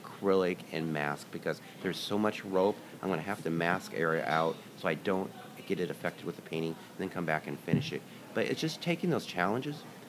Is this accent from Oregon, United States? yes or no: yes; Astoria, Oregon, United States; moved away; also born or lived in Seattle, Washington / Grants Pass, Oregon; I grew up in Astoria before I moved to Seattle